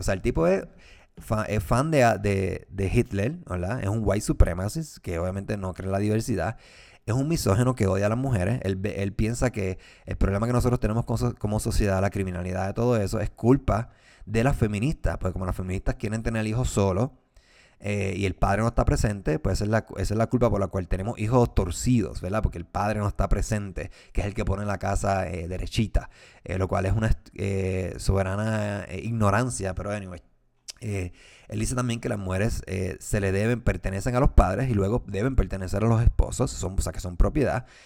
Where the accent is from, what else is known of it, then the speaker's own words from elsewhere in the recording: Puerto Rico; yo soy puertorriqueño y obviamente lo que sucede en mi país me preocupa